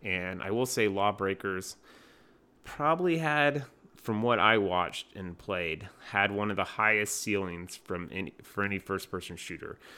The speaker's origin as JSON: {"language": "English", "region": "North Carolina", "country": "United States", "said": "North Carolina, my home state"}